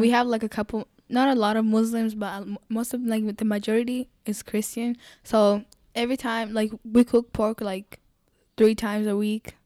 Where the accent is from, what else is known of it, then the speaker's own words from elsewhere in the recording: Kenya; also born or lived in Congo; now in Buffalo, United States; was born in Congo, and my parents, they moved. So, I grew up in Kenya, like, most of my life I grew up in Kenya.